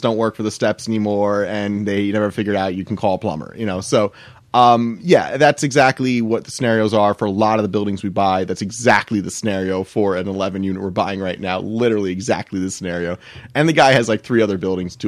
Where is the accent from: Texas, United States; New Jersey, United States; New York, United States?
New Jersey, United States; Millington; I grew up in Millington, New Jersey